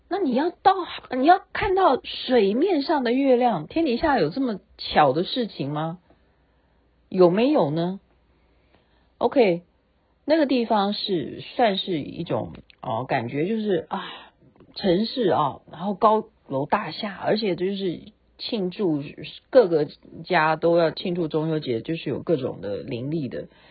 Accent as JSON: {"language": "Chinese", "country": "Taiwan", "said": "我们台湾这边"}